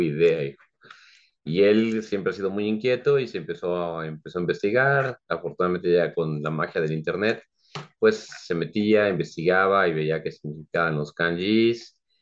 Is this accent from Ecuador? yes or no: no; Mexico City, Mexico; moved away as an adult; now in San Juan del Río, Mexico; Yo soy originario de la Ciudad de México y ya aquí junto con mi esposa ya radicamos ahora en San Juan del Río, Querétaro, desde hace ya 18 años